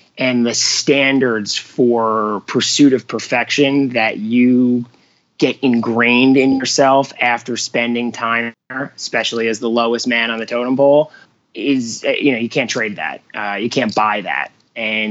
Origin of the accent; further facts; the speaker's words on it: Long Island, New York, United States; moved away as an adult; now in Scottsdale, United States; I grew up in Long Island, New York